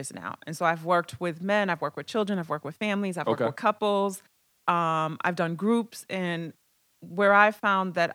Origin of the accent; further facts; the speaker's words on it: Boston, Massachusetts, United States; I grew up in Dorchester. I grew up on Norton, which is right off of Bowdoin